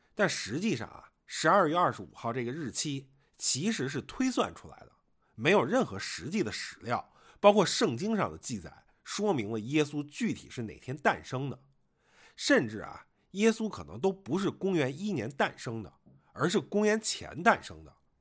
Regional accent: Beijing, China; moved away; 我作为一个北京人啊

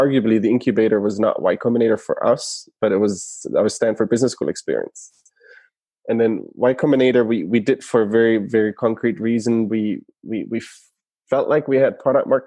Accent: Germany; moved away as an adult; now in United States; originally from Germany, born and raised in Germany

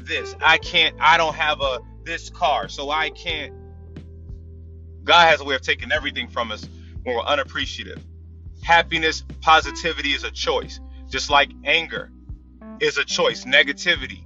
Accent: Tidewater, Virginia, United States; I'm from Tidewater

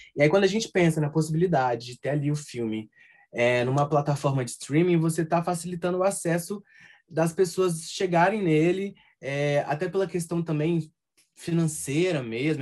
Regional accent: Minas Gerais, Brazil; accent: mineiro; em alguns momentos o nosso sotaque aparece

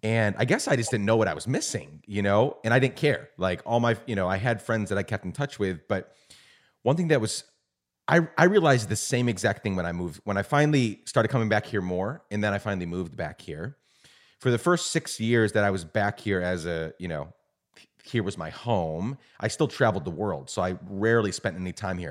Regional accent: Guatemala; moved away as an adult; also born or lived in New York / Mid-South, United States; now in United States; I was born in New York, raised in Guatemala

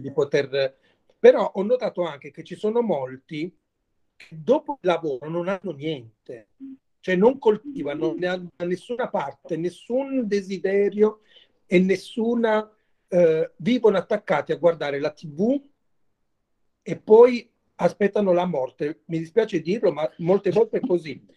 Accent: Mola di Bari, Apulia, Italy

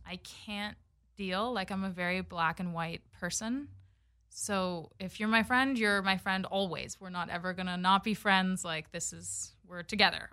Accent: Los Angeles, California, United States; Born and raised in LA, and my mom is Canadian

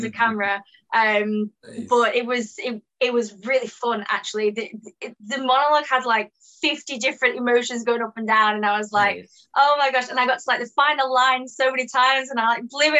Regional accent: England, United Kingdom; accent: British

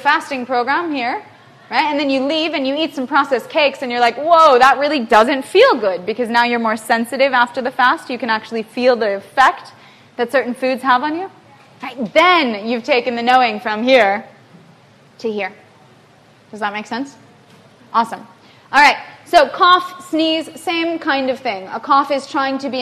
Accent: the middle of the United States, Midwest, United States; moved away as an adult; I grew up in the United States, in the middle of the United States

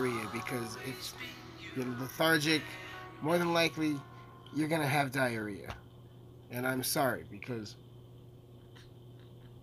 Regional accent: United States; my home country, America

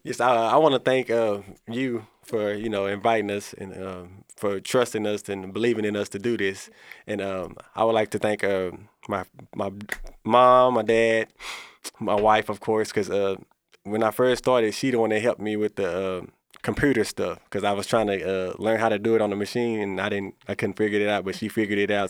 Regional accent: Corsicana, Texas, United States; I was born and raised in Corsicana

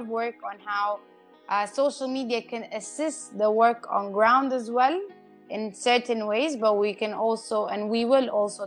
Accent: Sudan; moved away; also born or lived in Cyprus; I'm a Sudanese national, born and raised in Sudan, a Sudanese female national. And then I moved to Cyprus

